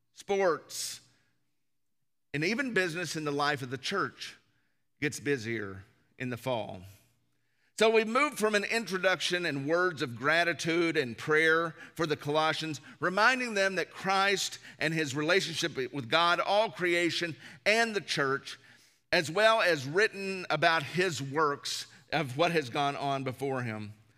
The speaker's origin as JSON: {"language": "English", "region": "the South", "country": "United States", "said": "growing up in the South, church is just something that you did"}